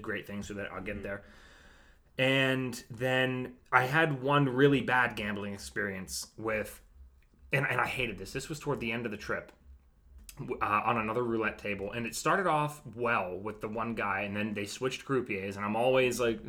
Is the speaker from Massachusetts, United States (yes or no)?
no; Pittsburgh, Pennsylvania, United States; I'm from Pittsburgh